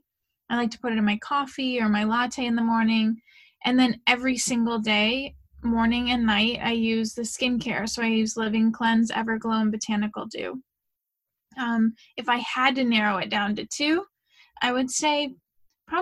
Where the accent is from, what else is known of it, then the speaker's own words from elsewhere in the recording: St. Louis, Missouri, United States; moved away; Originally, I'm from St. Louis, Missouri. So I grew up in a very traditional family